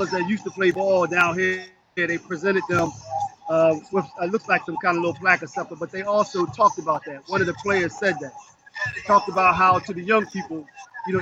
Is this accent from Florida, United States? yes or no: no; Philadelphia, Pennsylvania, United States; moved away; I'm from North Philly and have been able to get out of it